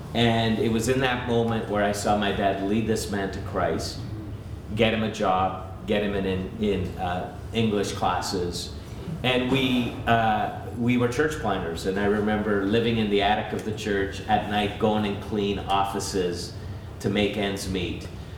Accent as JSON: {"language": "English", "town": "Montreal", "region": "Quebec", "country": "Canada", "tie": "born or raised there", "also_born_or_lived": "Vancouver / Greater Toronto Area", "said": "And so I was born in Montreal, so I've lived in three different cities in our nation, Montreal, Vancouver, and the GTA."}